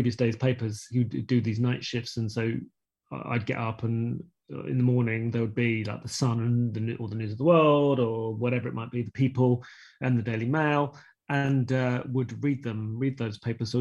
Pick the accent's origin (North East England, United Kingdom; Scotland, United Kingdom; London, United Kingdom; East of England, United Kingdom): London, United Kingdom; Croydon; I grew up in South London in Croydon